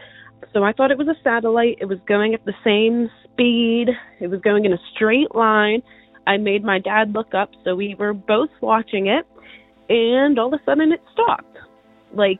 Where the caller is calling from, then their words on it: Pittsburgh, Pennsylvania, United States; I'm calling from Pittsburgh, Pennsylvania